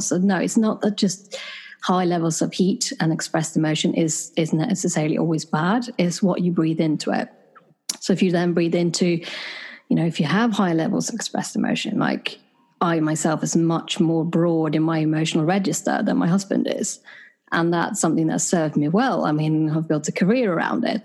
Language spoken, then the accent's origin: English; Sweden; born or raised there; moved away as an adult; also born or lived in United Kingdom; now in London, United Kingdom